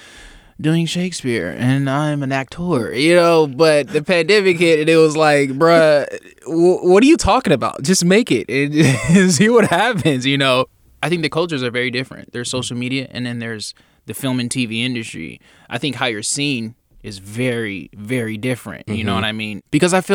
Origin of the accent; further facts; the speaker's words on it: Union City, California, United States; I grew up in Union City